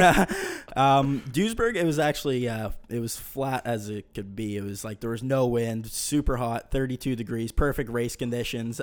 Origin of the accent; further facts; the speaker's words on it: Bedford, Nova Scotia, Canada; I'm from Bedford.